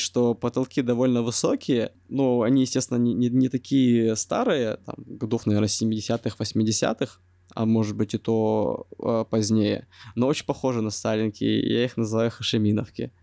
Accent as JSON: {"language": "Russian", "country": "Russia", "moved": "as an adult", "lives_now": "Da Nang, Vietnam", "said": "Я сказал, из России"}